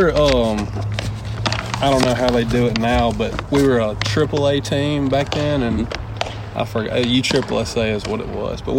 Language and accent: English; Brookhaven, Mississippi, United States; From Brookhaven, Mississippi. It's about an hour south of Jackson.